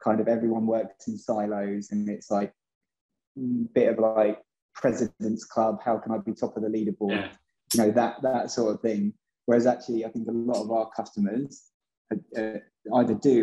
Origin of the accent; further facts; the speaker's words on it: England, United Kingdom; moved away as an adult; also born or lived in Boston; being English myself